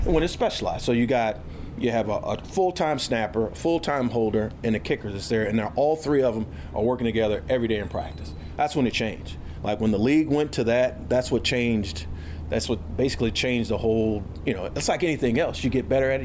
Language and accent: English; Houston, Texas, United States; I'm from Houston